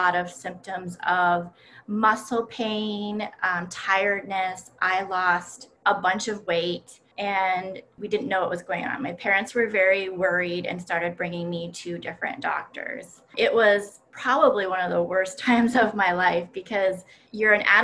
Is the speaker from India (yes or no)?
no; Timmins, Ontario, Canada; moved away as an adult; now in Rochester, United States; I grew up in a very cold climate up in Timmins, Ontario